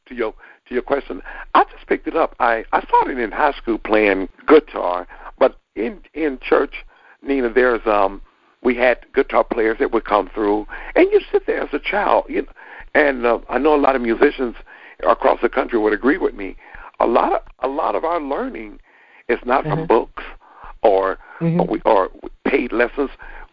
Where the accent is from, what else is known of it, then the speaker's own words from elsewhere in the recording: Dayton, Ohio, United States; I was born and raised in Dayton, and I have the testimony of, as a lot of entertainers, I grew up in the church.